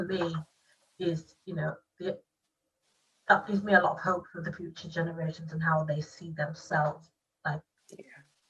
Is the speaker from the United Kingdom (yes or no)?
yes; United Kingdom; Black British people